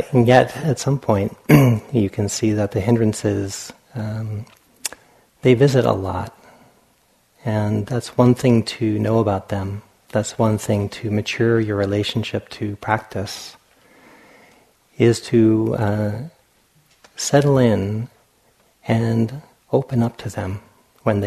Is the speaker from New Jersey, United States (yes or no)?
no; Providence, Rhode Island, United States; when I was a child, growing up in Providence, Rhode Island